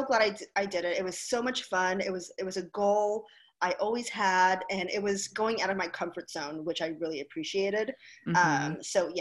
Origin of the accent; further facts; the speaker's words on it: Hawaii, United States; moved away; I grew up in Hawaii